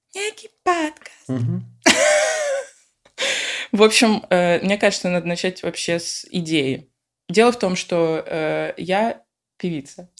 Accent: Moscow, Russia; moved away as an adult; now in Lisbon, Portugal; я родом из Москвы

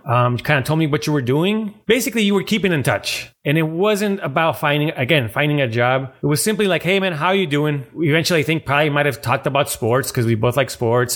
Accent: San Diego, California, United States; moved away; I'm from San Diego and my family lives down there

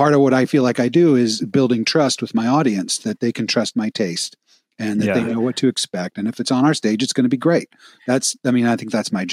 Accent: Midwest, United States; moved away as an adult; I grew up in the Midwest and I cherished my childhood in the Midwest

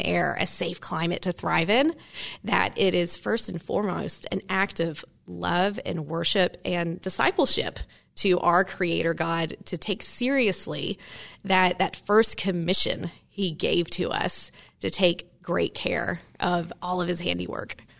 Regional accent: Maryville, Tennessee, United States; moved away; grew up in Maryville as well

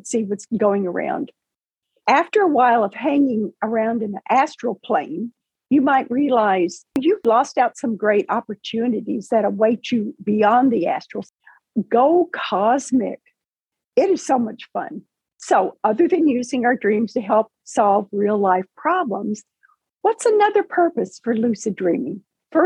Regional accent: Paducah, Kentucky, United States; I was working and living and working in my hometown of Paducah, Kentucky

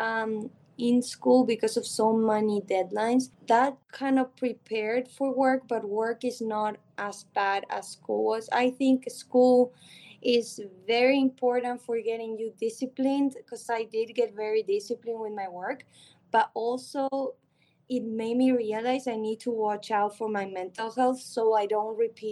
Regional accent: Argentina; moved away; I grew up in Argentina

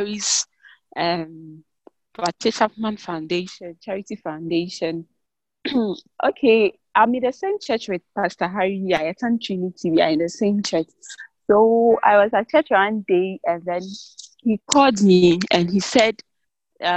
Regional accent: Ghana; I'm from Ghana, West Africa, Ghana.

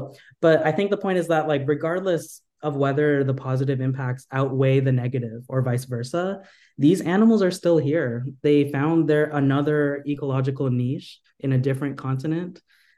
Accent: United States; born there; I'm part of the Philippine diaspora. My ancestors were from the Philippines and I was born here in America.

